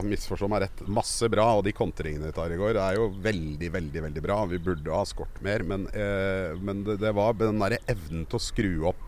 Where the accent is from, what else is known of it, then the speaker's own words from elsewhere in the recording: Oslo, Norway; also born or lived in Sagene, Oslo; Jeg er fra Kjelsås.